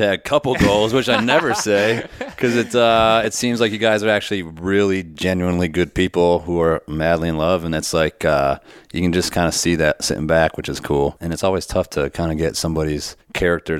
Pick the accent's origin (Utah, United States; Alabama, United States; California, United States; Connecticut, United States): Connecticut, United States; Windsor Locks; also born or lived in New Hampshire; I grew up in Connecticut